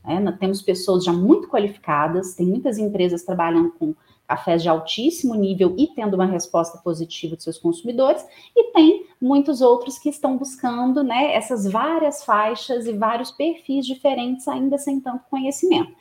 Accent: Divinópolis, Minas Gerais, Brazil; now in Belo Horizonte, Brazil; eu sou natural de Divinópolis, no interior de Minas Gerais, moro atualmente em Belo Horizonte

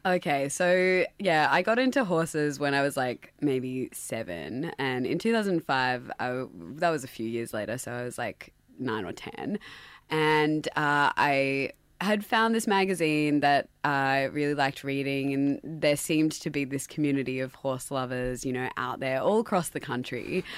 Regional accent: Sydney, New South Wales, Australia; accent: Australian; also born or lived in Dubai; growing up as a first generation essentially Pakistani in Sydney

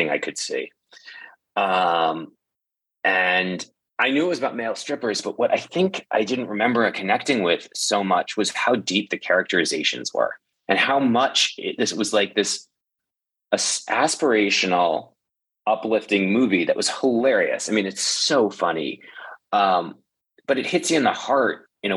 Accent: outside New York City, United States; I grew up outside New York City

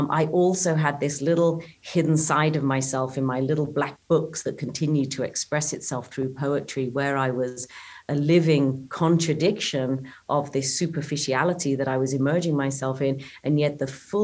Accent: Cambridgeshire, East of England, United Kingdom; moved away as an adult; also born or lived in Italy; I did have the privilege of growing up in the English countryside of Cambridgeshire

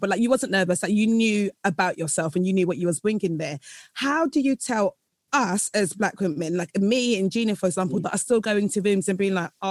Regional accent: Nigeria; I'm Nigerian

